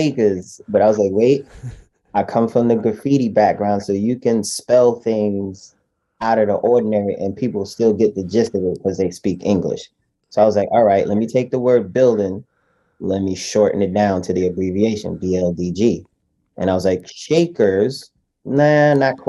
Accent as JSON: {"language": "English", "town": "New York City", "region": "New York", "country": "United States", "tie": "born or raised there", "said": "I was born and raised in Brooklyn"}